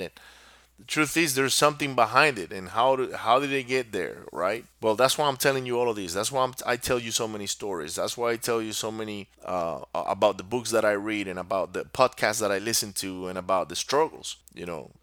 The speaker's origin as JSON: {"language": "English", "country": "Venezuela", "tie": "born or raised there", "also_born_or_lived": "Singapore", "moved": "yes", "said": "I grew up in Venezuela"}